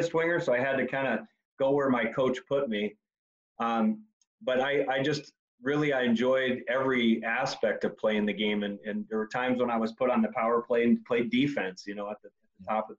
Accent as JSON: {"language": "English", "region": "Indiana", "country": "United States", "tie": "born or raised there", "said": "I grew up in Indiana"}